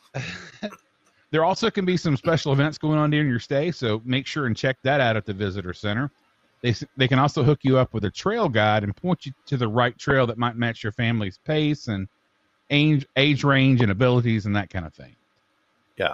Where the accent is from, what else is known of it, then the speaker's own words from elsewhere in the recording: North Georgia, United States; we we grew up in North Georgia where small towns are king